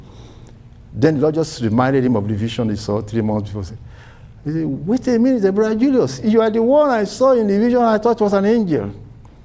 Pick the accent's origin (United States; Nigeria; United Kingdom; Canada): Nigeria; My first time of traveling out of Nigeria, and I went for my company in Nigeria.